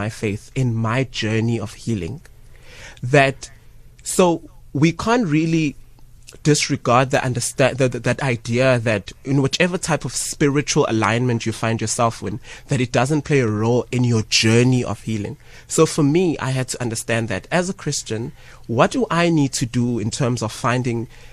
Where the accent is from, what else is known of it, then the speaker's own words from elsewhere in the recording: Ladysmith, KwaZulu-Natal, South Africa; growing up in Ladysmith